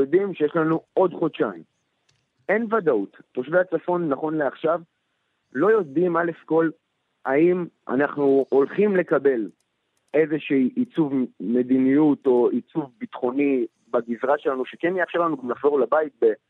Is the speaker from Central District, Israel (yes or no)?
no; Kiryat Shmona, Northern District, Israel; moved away as an adult; now in Herzliya, Israel; אני כל החיים חייתי בקריית שמונה, גדלתי שם